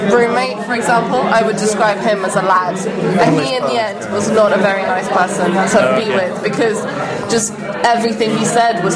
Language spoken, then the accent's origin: English; Brussels, Brussels-Capital Region, Belgium; I grew up in Brussels, which is quite a open-minded place